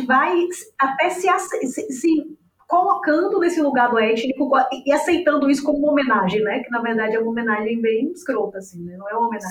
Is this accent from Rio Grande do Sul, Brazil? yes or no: no; Bahia, Brazil; now in Salvador, Brazil; eu estou falando de Salvador, né? Eu sou baiana, santanapolitana